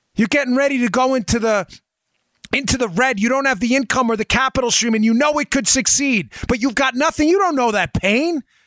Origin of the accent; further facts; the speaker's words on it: New York, United States; I grew up in New York